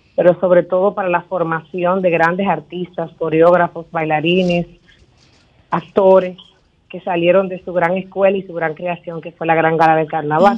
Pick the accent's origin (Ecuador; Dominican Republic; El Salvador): Dominican Republic; Mao, Valverde; Yo soy de Mao